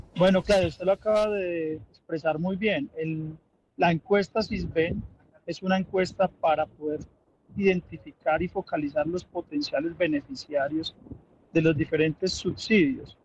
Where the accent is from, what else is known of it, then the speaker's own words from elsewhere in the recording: Colombia; los colombianos